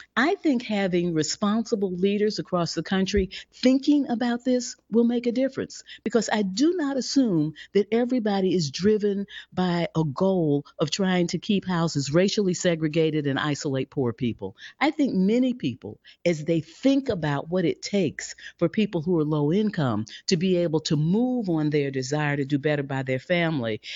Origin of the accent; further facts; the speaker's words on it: St. Louis, Missouri, United States; I grew up in a segregated Saint Louis, Missouri